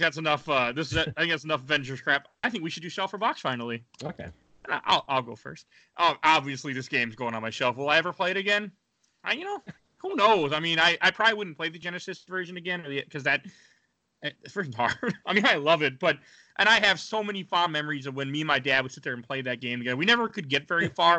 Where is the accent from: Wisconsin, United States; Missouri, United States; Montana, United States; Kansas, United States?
Wisconsin, United States; now in Minnesota, United States; I'm from Wisconsin